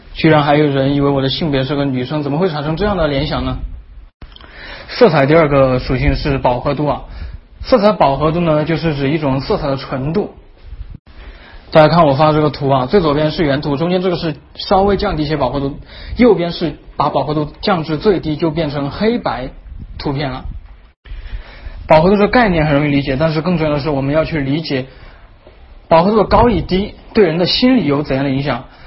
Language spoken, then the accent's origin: Chinese; southern China, China; accent: southern; 作为一个南方人呢，这还是有一点悲剧，那就是南方人经常呢和了不分，边音和鼻音不分。